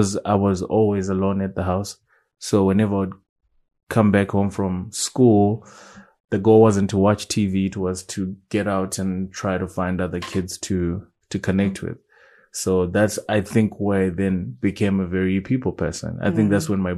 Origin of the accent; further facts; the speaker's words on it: Waterfalls, Harare, Zimbabwe; I grew up in Waterfalls.